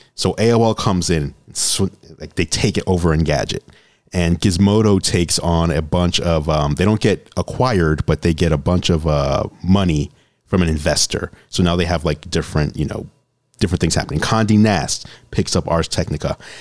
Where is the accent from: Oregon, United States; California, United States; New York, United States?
New York, United States; New York City; moved away as an adult; also born or lived in Olympia; now in Seattle, United States; I grew up in New York City